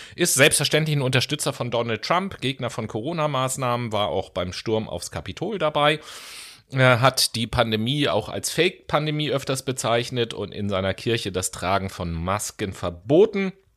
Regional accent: Hamburg, Germany; als Hamburger

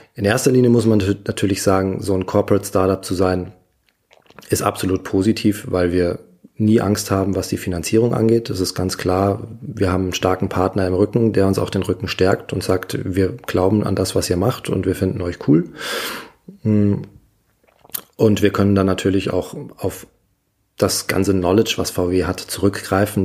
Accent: Munich, Bavaria, Germany; Ich persönlich als Münchner

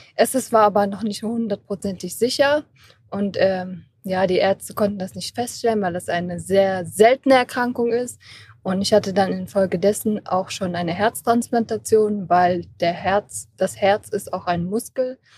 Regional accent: Kassel, Hesse, Germany; ich komme aus Kassel

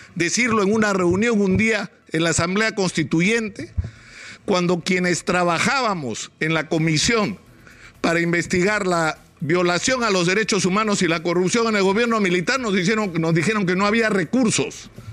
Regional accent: Peru

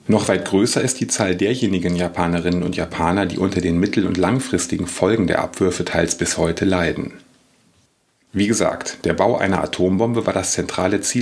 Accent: Kalkar, North Rhine-Westphalia, Germany; Ich bin 1977 geboren und im kleinen niederrheinischen Ort Kalka aufgewachsen.

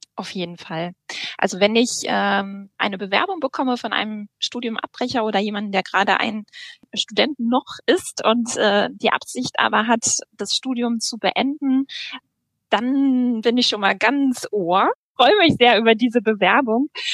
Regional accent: North Rhine-Westphalia, Germany; now in Lübeck, Germany; Ich äh, bin gebürtige NRWlerin

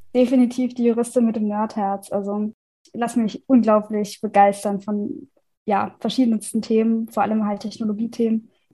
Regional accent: Rhineland-Palatinate, Germany; Ich komme aus der Pfalz

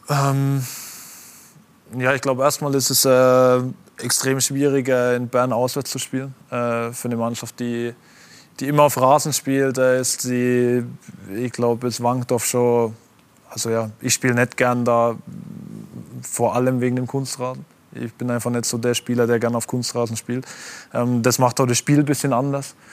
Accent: Germany; aber mir ist es von Stuttgart ein Begriff weil als Deutscher.

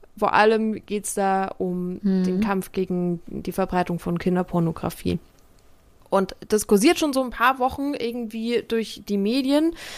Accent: Bavaria, Germany; Bei uns in Bayern

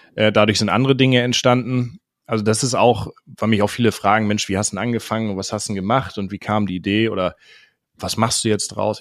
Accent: Schleswig-Holstein, Germany; ich komme ursprünglich aus Schleswig-Holstein und bin da auf einem ja, jetzt Ackerbaubetrieb groß geworden

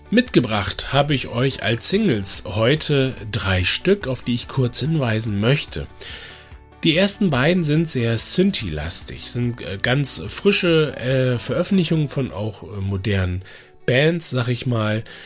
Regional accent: Bremen, Germany; also born or lived in Dresden / Hamburg; Bremen ist im Grunde ja so meine Heimat

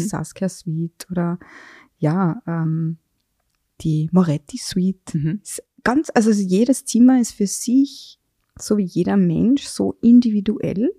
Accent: Carinthia, Austria; now in Vienna, Austria; muss ich jetzt als Kärntnerin

